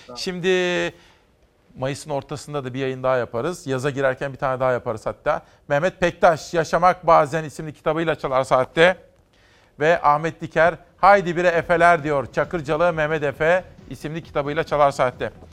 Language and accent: Turkish; Simav, Kütahya, Turkey; moved away; küçük bir çocukken Kütahya Simav'da Fatih İlköğretim Okulu'nda